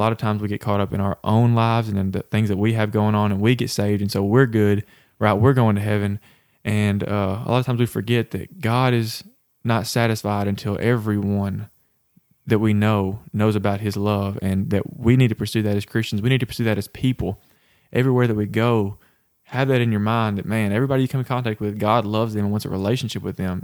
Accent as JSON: {"language": "English", "region": "the Bible Belt", "country": "United States", "tie": "born or raised there", "said": "growing up in the Bible Belt"}